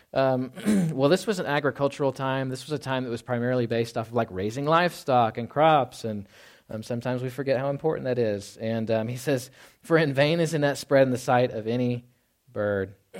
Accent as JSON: {"language": "English", "region": "the South", "country": "United States", "tie": "born or raised there", "moved": "yes", "said": "I grew up in the South"}